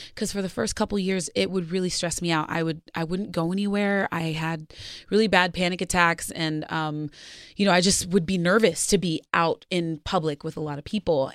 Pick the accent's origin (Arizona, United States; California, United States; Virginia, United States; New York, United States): Arizona, United States; now in Los Angeles, United States; I grew up in Arizona